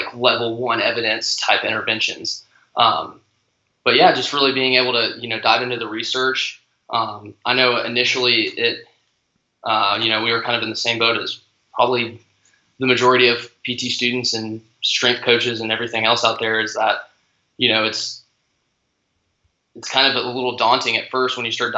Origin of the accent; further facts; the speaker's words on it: Nashville, Tennessee, United States; also born or lived in Knoxville, Tennessee; I'm originally from Nashville, Tennessee, and was raised there my whole life